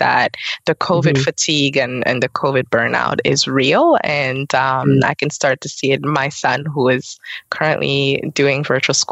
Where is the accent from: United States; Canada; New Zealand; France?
Canada; London, Ontario; also born or lived in Burundi; So I was born in Burundi. I grew up in Canada, here in London, Ontario.